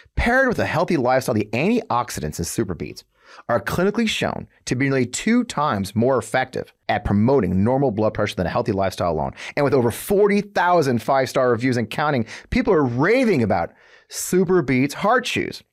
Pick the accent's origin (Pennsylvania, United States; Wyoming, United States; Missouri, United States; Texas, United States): Missouri, United States; St. Louis; I grew up here in Saint Louis